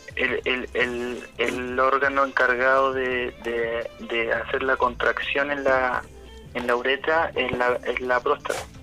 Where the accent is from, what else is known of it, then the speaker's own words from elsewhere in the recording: Santiago, Santiago Metropolitan Region, Chile; moved away; also born or lived in Puerto Montt; yo nací en Puerto Montt, pero me, crié en Santiago